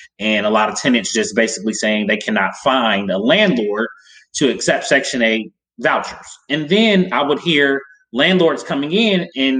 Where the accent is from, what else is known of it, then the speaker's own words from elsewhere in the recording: Cincinnati, Ohio, United States; moved away as an adult; now in Columbus, United States; I'm actually originally from Cincinnati, Ohio